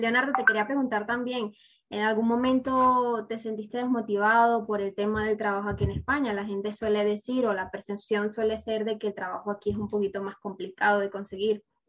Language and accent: Spanish; Venezuela; yo soy venezolana